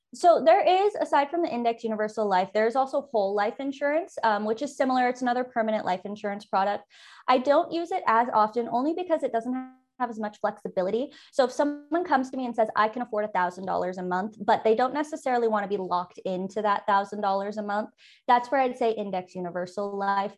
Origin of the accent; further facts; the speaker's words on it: San Francisco Bay Area, California, United States; moved away as an adult; also born or lived in eastern Idaho; now in Idaho, United States; I'm originally from the San Francisco Bay Area. It's where I was born and raised